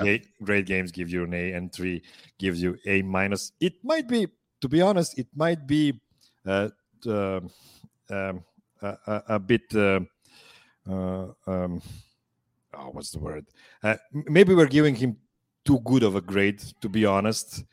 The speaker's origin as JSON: {"language": "English", "country": "Serbia", "said": "I'm calling from Pančevo, Serbia"}